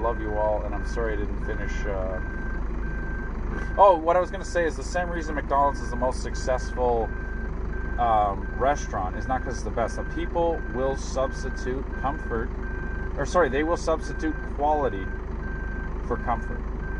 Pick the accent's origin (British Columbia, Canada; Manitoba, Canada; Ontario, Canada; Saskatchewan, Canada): Ontario, Canada; Innisfil; I moved all the way from Innesville, so I know what it's like to be an immigrant. No, I swear to God, it's like fucking half an hour away.